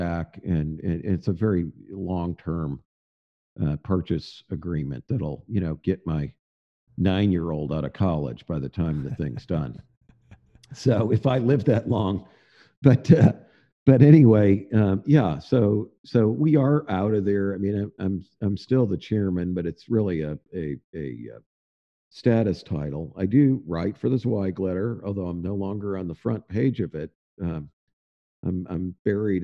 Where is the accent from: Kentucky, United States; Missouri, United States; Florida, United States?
Missouri, United States; St. Louis; also born or lived in Boston, Massachusetts; now in Fayetteville, United States; I grew up in the St. Louis area